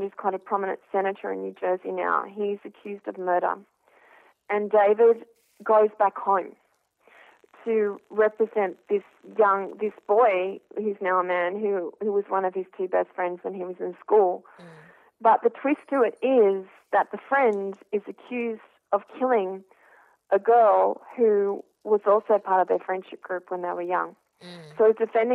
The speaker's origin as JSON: {"language": "English", "country": "Australia", "said": "I'm an Australian who's worked in journalism and TV"}